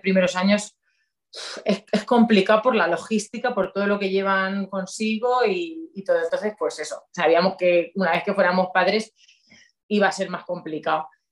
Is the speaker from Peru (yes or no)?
no; Ledaña, Castilla-La Mancha, Spain; also born or lived in Valencia; soy de un pueblecito de Cuenca que se llama Ledaña